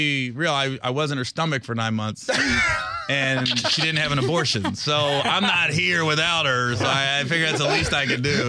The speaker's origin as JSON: {"language": "English", "region": "Ohio", "country": "United States", "tie": "born or raised there", "said": "I'm from Ohio, I grew up in a trailer park"}